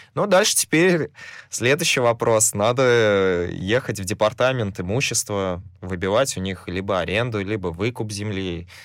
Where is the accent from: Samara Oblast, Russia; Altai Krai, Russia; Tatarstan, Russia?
Samara Oblast, Russia; Samara; на 116-й обратно к своим корням. Вот, откуда я родом